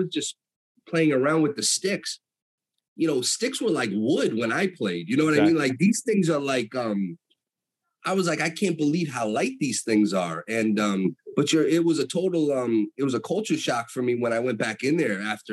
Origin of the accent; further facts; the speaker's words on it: Danbury, Connecticut, United States; also born or lived in upstate New York; And I was born in Danbury. I lived a little bit in New York the first few years of my life, like upstate. And then we moved to Danbury when I was like 3-4 years old. So I've been basically in the area, my entire life